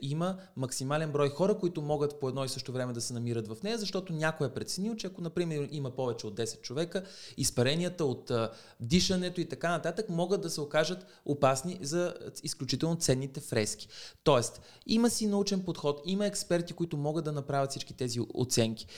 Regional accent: Sofia, Sofia City, Bulgaria; also born or lived in Paris; моя роден град

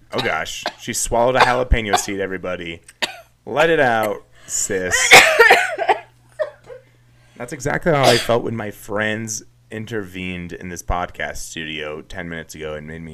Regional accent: Kansas, United States; I'm from Kansas, born and raised.

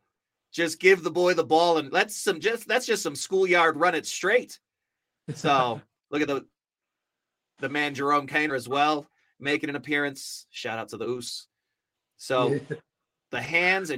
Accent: Auckland, New Zealand; now in United States; as a kid growing up in West Auckland.

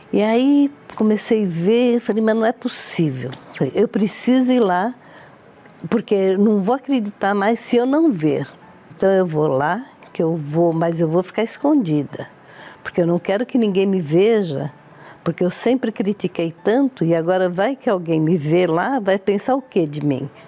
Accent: Brazil; also born or lived in Italy; todos me conhecem por Dona …. Eu tenho 72 anos. Eu sou italiana, mas eu vim da Itália com seis meses

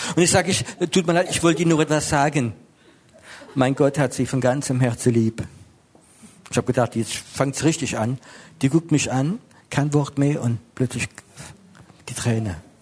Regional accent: Strasbourg, Grand Est, France; now in Germany; bin Franzose, ich bin in Straßburg geboren, ich bin jetzt in Deutschland

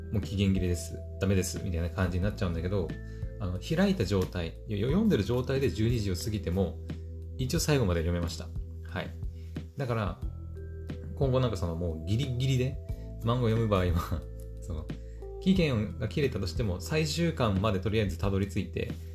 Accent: Aomori, Japan; 私の住んでる、ま青森県

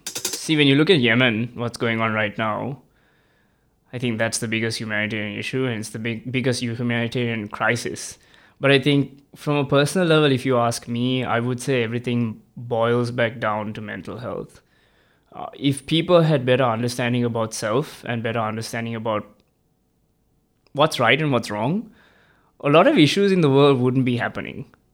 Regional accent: Sri Lanka; moved away as an adult; now in Melbourne, Australia; I'm an international student. I'm originally from Sri Lanka

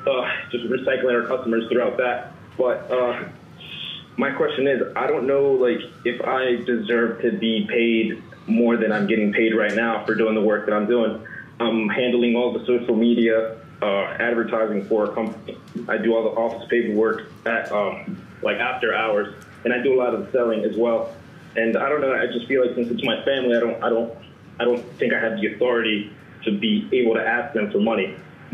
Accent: Ocean City, New Jersey, United States; I'm from Ocean City, New Jersey.

